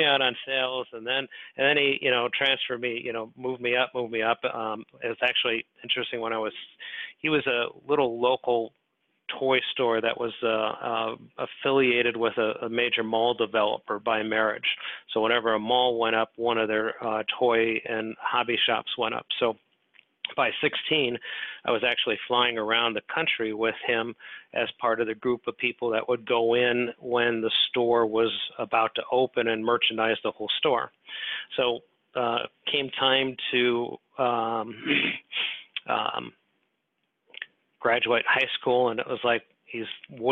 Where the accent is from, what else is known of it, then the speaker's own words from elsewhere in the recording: Des Moines, Iowa, United States; now in Oak Brook, United States; I grew up in Des Moines, Iowa